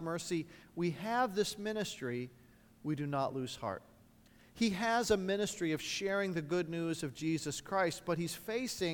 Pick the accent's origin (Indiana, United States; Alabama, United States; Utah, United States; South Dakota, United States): Indiana, United States; A large church in my hometown in Indiana